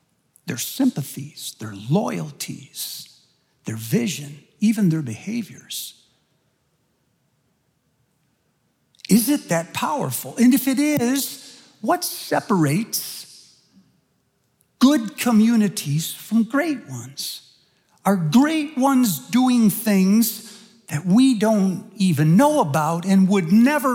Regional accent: Michigan, United States; I was born and raised in Michigan

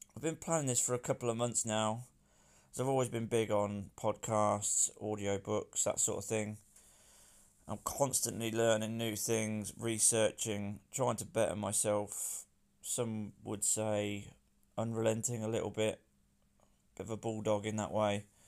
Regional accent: Northampton, East Midlands, United Kingdom; I'm from Northampton in England

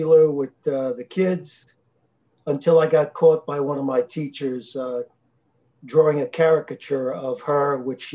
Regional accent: New York City, New York, United States; I was born and raised in Brooklyn, New York, in the city of New York

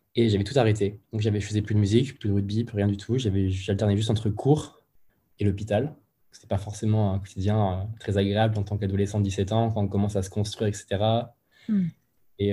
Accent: Moulins, Auvergne-Rhône-Alpes, France; moved away as an adult; now in Lyon, France; je suis originaire de Moulins, dans l'Allier, en plein milieu de la France

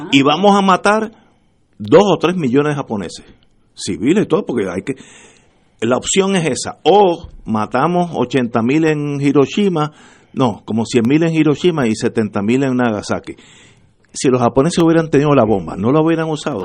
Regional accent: Puerto Rico; somos todos puertorriqueños

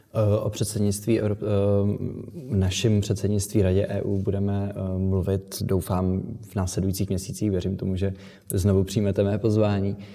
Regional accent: Czechia; my jako Češi, Česká republika

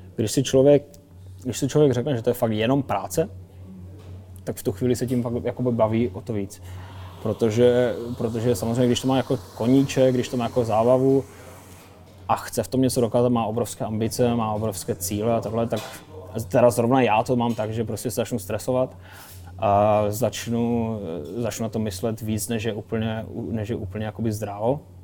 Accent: Kopřivnice, Moravian-Silesian Region, Czechia; also born or lived in North America; now in Ostrava, Czechia; nejsem jsem z Kopřivnice

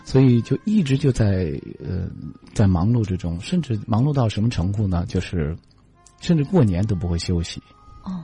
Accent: Xinjiang, China; moved away; 我在我的家乡能够看到，呃，天山

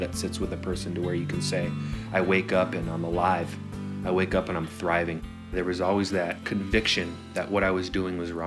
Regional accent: Southern California, United States; also born or lived in San Francisco; I was born and raised in San Francisco until the age of 5, and then I moved to Southern California.

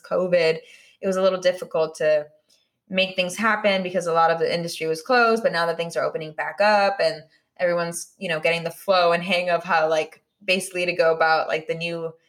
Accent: California, United States; now in Los Angeles, United States; growing up in the Bay as well and then living here in LA, like, it's just like super cool because I can like, you know, it's like my home and then like my new home.

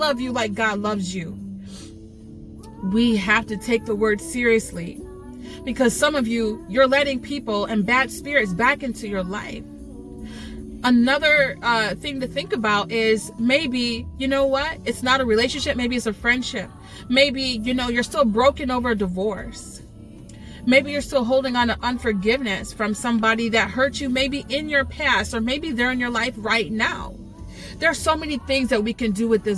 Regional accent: New York, United States; maybe you can hear my accent. I don't want to say I'm from New York

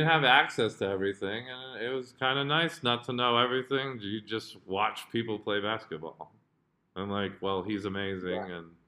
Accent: Jakarta, Indonesia; and granted, I grew up in Jakarta. Like, I was watching Star Sports.

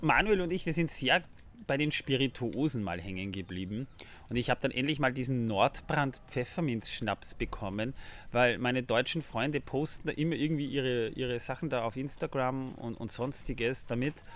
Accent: Austria; bei uns in Österreich

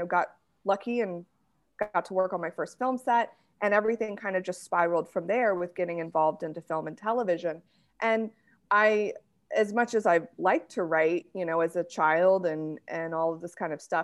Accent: United States; I'm married to a British man and I'm an American

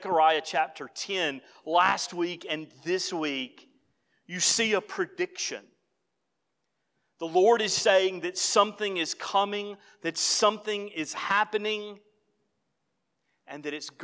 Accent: the South, United States; as a Southerner

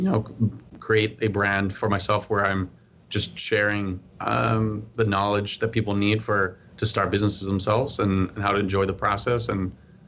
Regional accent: Bolivia; moved away as an adult; also born or lived in Maryland, United States; now in United States; I'm originally from Bolivia, born and raised there. I lived there for 18 years before moving to the U.S. for college.

